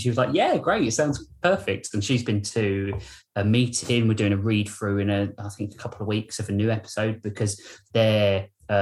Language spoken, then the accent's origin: English; United Kingdom; I'm a Brit.